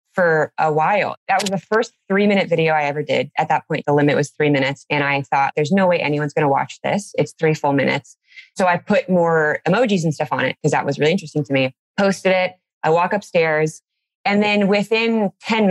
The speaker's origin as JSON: {"language": "English", "town": "Anaheim", "region": "California", "country": "United States", "tie": "born or raised there", "moved": "yes", "lives_now": "Nebraska, United States", "said": "I grew up in California, in Anaheim"}